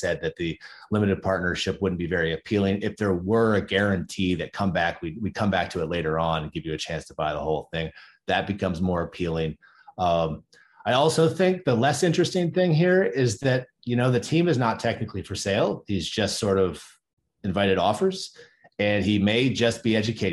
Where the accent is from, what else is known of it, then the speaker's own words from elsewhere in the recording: Ohio, United States; I grew up in Ohio